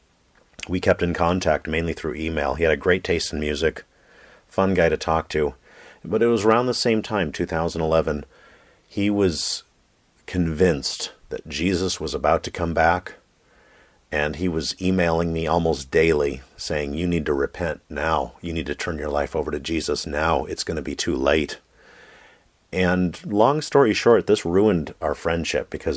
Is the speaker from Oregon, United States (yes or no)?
yes; Oregon, United States; my home state of Oregon